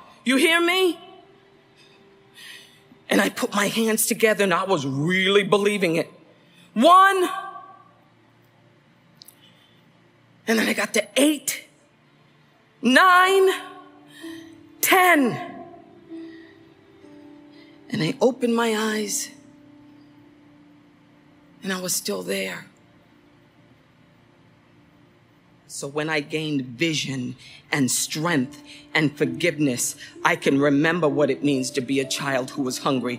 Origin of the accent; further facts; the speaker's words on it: Central Falls, Rhode Island, United States; I grew up in Central Falls, Rhode Island